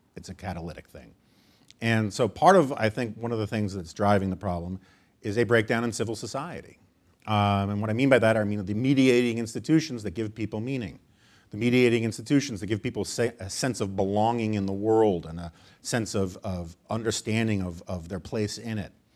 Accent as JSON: {"language": "English", "town": "New York City", "region": "New York", "country": "United States", "tie": "born or raised there", "said": "I grew up in New York City"}